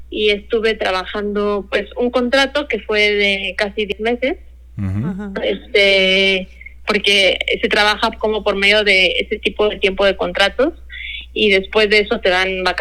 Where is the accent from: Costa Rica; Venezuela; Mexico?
Mexico; Guadalajara, Jalisco; yo soy tapatía, soy de aquí de ah, Guadalajara, Jalisco, y tengo 29 años ahorita, recién cumplido.